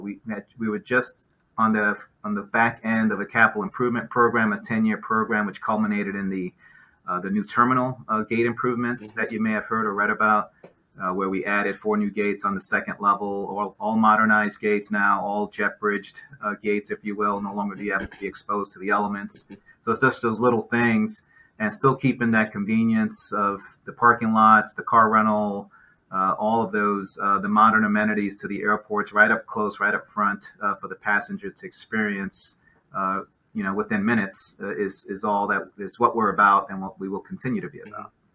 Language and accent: English; New York City, New York, United States; moved away; also born or lived in Cleveland; I grew up in New York City.